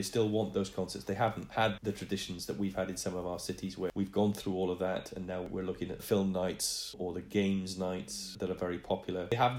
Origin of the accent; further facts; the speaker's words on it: Wales, United Kingdom; Being Welsh, one always wants to support Welsh composers where possible.